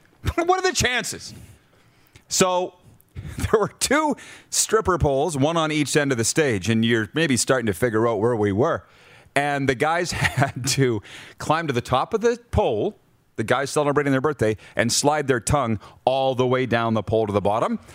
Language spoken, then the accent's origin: English; Milestone, Saskatchewan, Canada; Milestone, Saskatchewan, my hometown